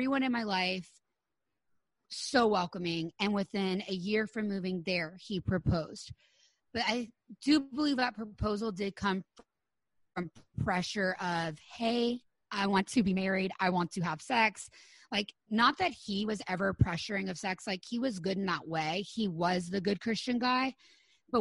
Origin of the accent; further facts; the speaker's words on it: Louisiana, United States; moved away as an adult; also born or lived in Los Angeles / Florida; we moved home from Los Angeles to like small town Louisiana